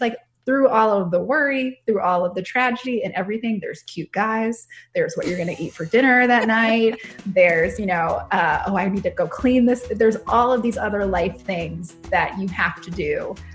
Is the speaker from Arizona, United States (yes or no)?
yes; Tucson, Arizona, United States; Tucson's my hometown.